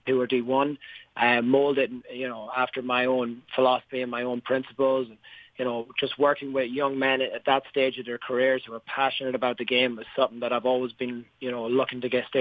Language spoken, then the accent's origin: English; Sligo, Connacht, Ireland; moved away as an adult; also born or lived in Dublin, Ireland / Boston, United States / New Hampshire, United States; now in United States; I grew up in Sligo, Ireland, back in the west coast.